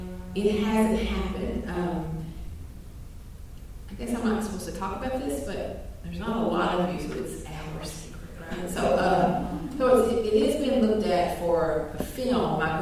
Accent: Appalachia, United States; I'm from Appalachia

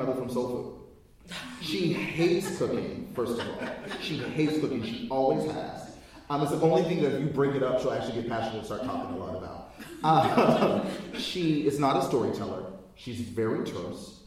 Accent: United States; I'm African American as apple pie and lynching.

